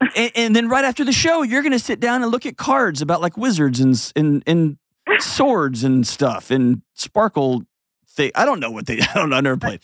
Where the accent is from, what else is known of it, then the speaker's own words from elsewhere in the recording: Houston, Texas, United States; moved away; my hometown, home of the Houston Astros